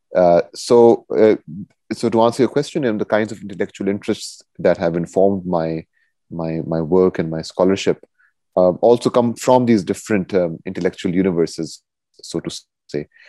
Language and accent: English; Quetta, Balochistan, Pakistan; moved away as an adult; also born or lived in Minnesota, United States; now in United States; I'm originally from Pakistan, from oh. Quetta in Pakistan